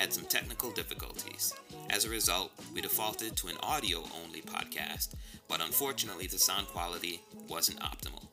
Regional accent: New York City, New York, United States; also born or lived in Jamaica; I'm a Jamaican-born, Bronx-raised New Yorker

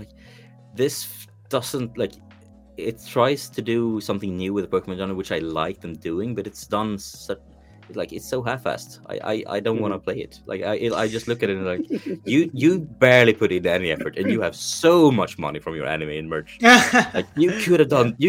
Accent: Sweden; I'm from Sweden

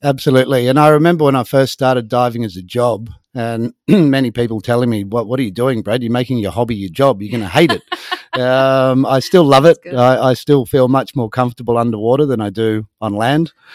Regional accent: Sydney, New South Wales, Australia; moved away as an adult; also born or lived in North Queensland / Thursday Island; now in Spain; I was born in Sydney, Australia, and I um, I spent a lot of time up in North Queensland

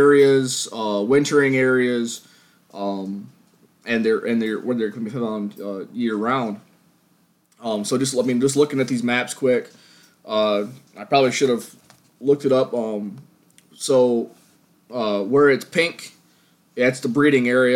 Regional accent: New York, United States; my home state of New York

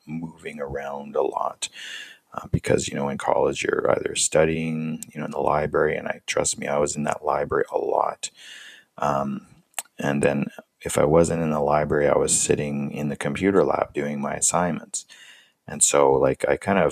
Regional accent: Canada; moved away as an adult; also born or lived in United States; I'm from Canada and I was living in the States as an international student

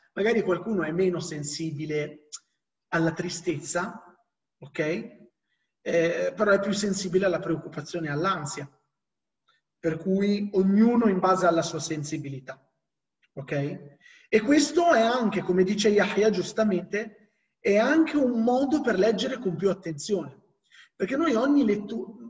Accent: Morocco; essendo marocchino

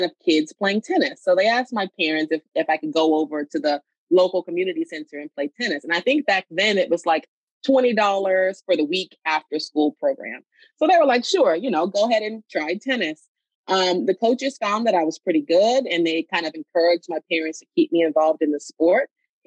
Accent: Miami Shores, Florida, United States; moved away as an adult; now in New York, United States; I grew up in Miami Shores, Florida

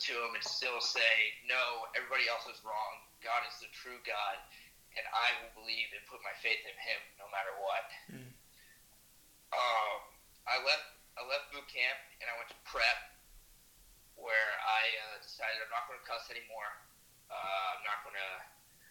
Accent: Searcy, Arkansas, United States; I was born and raised in Searcy, Arkansas

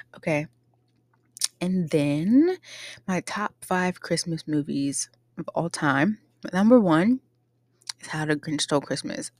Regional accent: Pittsburgh, Pennsylvania, United States; now in Ohio, United States; I grew up in Pittsburgh, Pennsylvania

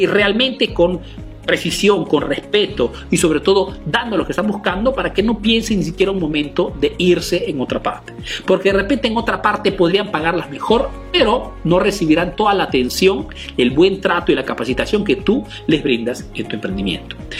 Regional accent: Peru; now in Italy

